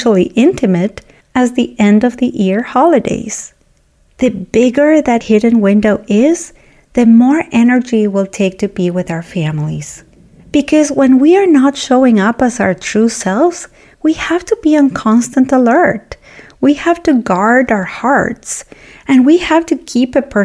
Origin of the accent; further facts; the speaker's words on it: Argentina; moved away; I was born and raised in Argentina